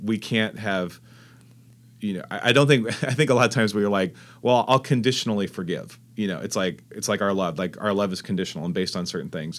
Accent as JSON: {"language": "English", "town": "Fresno", "region": "California", "country": "United States", "tie": "born or raised there", "also_born_or_lived": "Texas", "moved": "yes", "lives_now": "La Jolla, United States", "said": "I grew up in Fresno, California"}